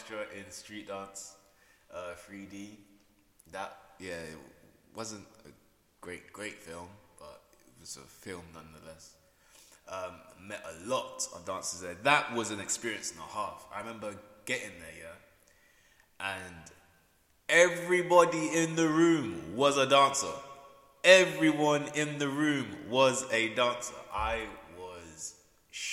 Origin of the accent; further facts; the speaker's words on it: Peterborough, East of England, United Kingdom; come back to my hometown in Peterborough